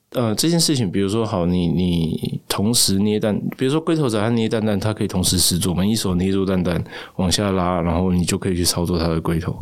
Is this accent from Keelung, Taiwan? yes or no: no; Tainan, Taiwan; 我台南人